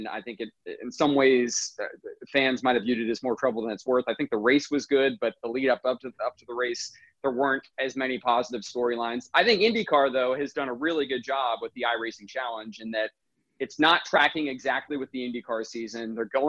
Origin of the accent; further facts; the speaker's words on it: Midwest, United States; Yeah, no, I grew up in the Midwest primarily, AJ. I moved around a little bit, but I spent enough time in the Midwest to sort of develop an appreciation for the Indy 500.